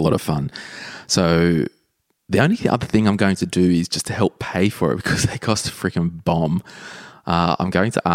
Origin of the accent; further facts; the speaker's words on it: Sydney, New South Wales, Australia; we're both from Sydney